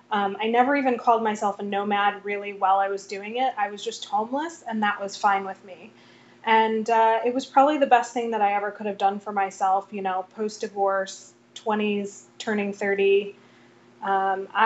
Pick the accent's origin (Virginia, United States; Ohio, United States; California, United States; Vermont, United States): Vermont, United States; born there; now in New York, United States; Vermont. I live in New York now.